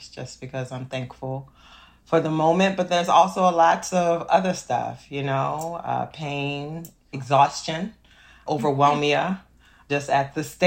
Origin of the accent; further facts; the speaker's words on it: New Orleans, Louisiana, United States; I grew up very dark skinned, Ghanaian American, born and raised in New Orleans, Louisiana